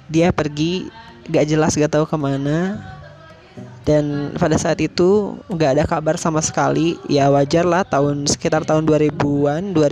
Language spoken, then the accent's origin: Indonesian; Majalaya, West Java, Indonesia; born there; gue lahir di di Bandung nih ya khususnya daerah Majalaya ya nah di Majalaya.